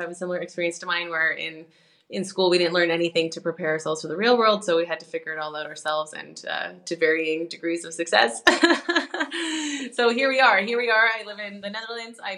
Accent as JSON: {"language": "English", "country": "Canada", "moved": "as an adult", "lives_now": "Europe", "said": "I'm a Canadian pianist who moved over to Europe 10 years ago"}